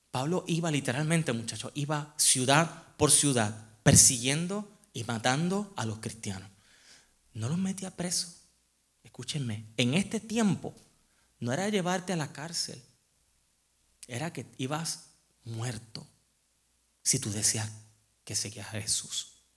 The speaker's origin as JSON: {"language": "Spanish", "country": "Puerto Rico", "also_born_or_lived": "Memphis, Tennessee", "moved": "as an adult", "lives_now": "United States", "said": "para mí como puertorriqueño, toda mi vida, yo me iba a la playa"}